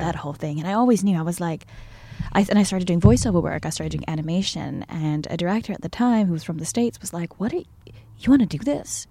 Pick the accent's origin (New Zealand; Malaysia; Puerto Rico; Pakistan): Malaysia; moved away as an adult; also born or lived in New York; now in Los Angeles, United States; I'm from Malaysia